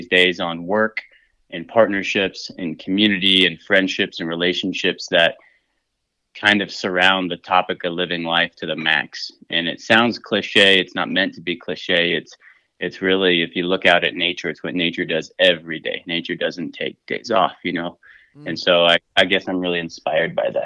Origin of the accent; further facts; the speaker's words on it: Southwest Montana, United States; I'm from Southwest Montana, and I've been cooking since I was just a kid